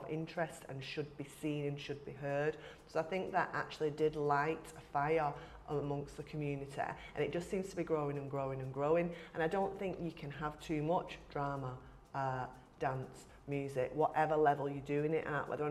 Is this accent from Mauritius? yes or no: no; Wigan, North West England, United Kingdom; culturally I'm from Wigan, I've lived in Wigan all my life